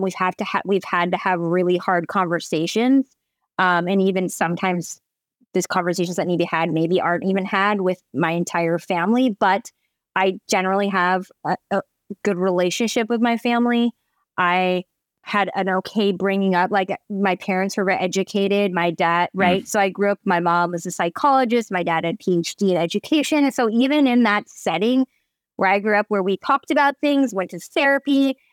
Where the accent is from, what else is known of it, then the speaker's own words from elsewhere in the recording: Eugene, Oregon, United States; And I grew up in Eugene, Oregon, which is very small and very white. Oregon's very white.